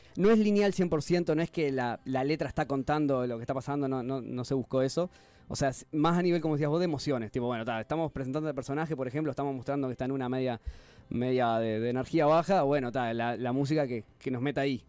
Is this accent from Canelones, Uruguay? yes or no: yes; Canelones, Uruguay; yo soy de Canelones